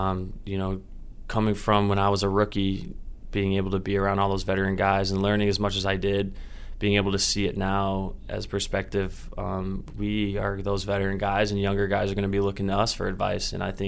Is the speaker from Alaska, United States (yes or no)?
no; Indiana, United States; I'm from Indiana, so the traveling is a little easier for my family, flying out of Chicago down to Florida.